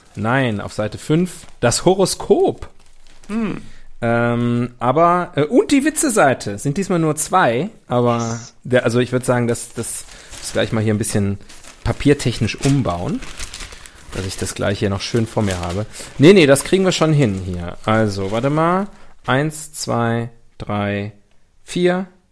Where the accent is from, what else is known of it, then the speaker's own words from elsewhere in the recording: West Germany, Germany; Ich bin aus dem Westen. Ich bin mit dem Kapitalismus aufgewachsen